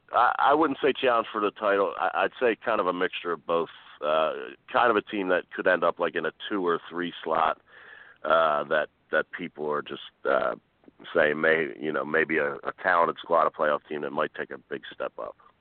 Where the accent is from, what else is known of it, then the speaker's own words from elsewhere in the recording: Philadelphia, Pennsylvania, United States; as a Philadelphian